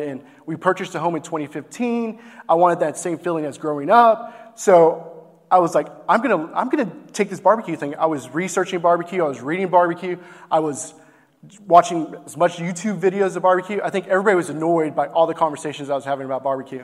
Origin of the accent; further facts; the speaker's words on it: Grand Prairie, Texas, United States; we're born and raised in Grand Prairie.